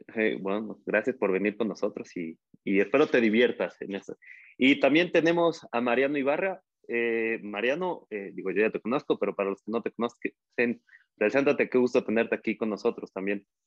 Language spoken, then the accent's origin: Spanish; Mexico; nos emociona a nosotros como aficionados mexicanos